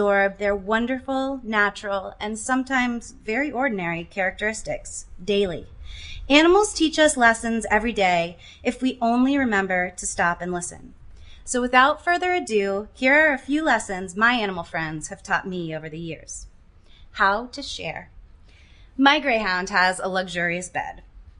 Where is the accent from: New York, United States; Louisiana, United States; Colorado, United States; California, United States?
Louisiana, United States; Shreveport; My first volunteering job was at my local shelter where I grew up in Shreveport, Louisiana